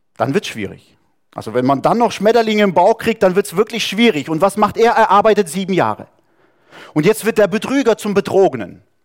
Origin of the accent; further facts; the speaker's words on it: Saarland, Germany; moved away; Wir sind irgendwo im Saarland aufgewachsen, wo es nur Französisch gab